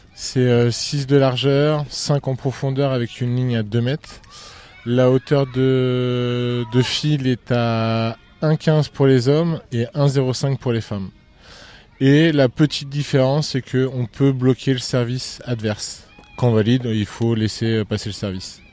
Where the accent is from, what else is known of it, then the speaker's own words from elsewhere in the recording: L'Aigle, Normandy, France; je suis originaire de l'Aigle.